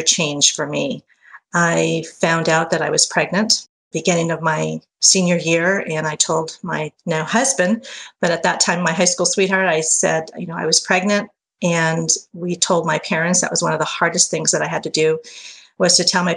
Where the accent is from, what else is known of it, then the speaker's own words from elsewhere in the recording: Fresno, California, United States; I was born and raised here in Fresno, California